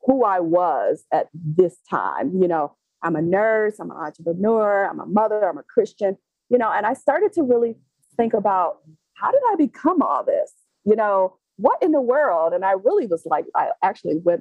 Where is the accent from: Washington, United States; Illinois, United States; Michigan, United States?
Michigan, United States; Detroit; I'm from Detroit, Michigan